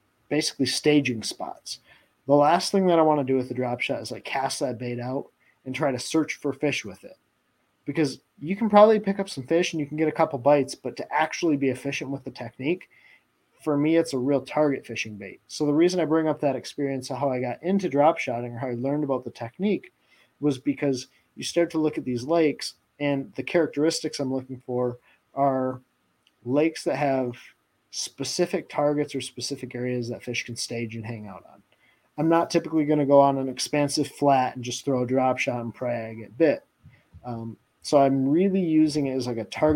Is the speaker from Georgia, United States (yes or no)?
no; Michigan, United States; I'm from Michigan